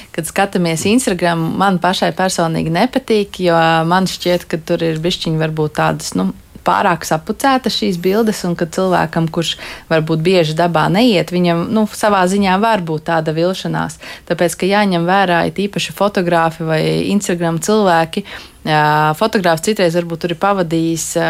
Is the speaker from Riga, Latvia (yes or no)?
yes; Riga, Latvia; es esmu rīdziniece